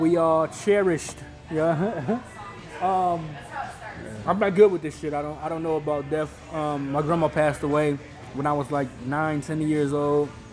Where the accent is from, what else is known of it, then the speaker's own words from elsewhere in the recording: Illinois, United States; We grew up in Illinois